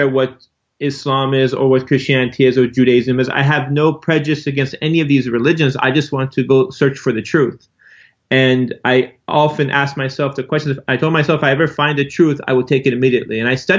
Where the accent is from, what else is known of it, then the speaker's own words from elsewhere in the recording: Los Angeles, California, United States; I grew up right here in Los Angeles, California. I didn't know anything about Islam until I discovered it around the age of 19 years old. And I literally became Muslim overnight as soon as I found it.